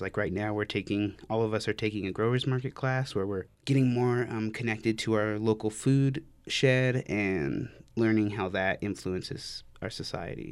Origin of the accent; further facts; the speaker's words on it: Farmington, New Mexico, United States; moved away as an adult; now in Albuquerque, United States; I'm from Farmington, New Mexico. I moved here for school